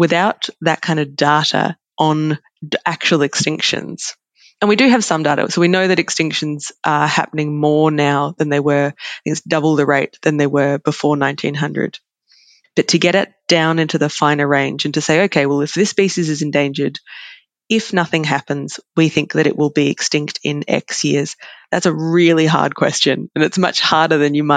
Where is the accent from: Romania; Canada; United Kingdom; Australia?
Australia; as an Australian